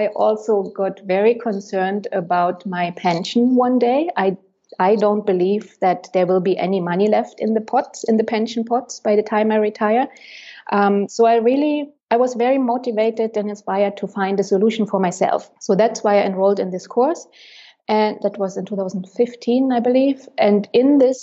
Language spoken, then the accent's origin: English; Germany; moved away as an adult; now in Berlin, Germany; 3 years ago, I moved to Berlin, back to my home country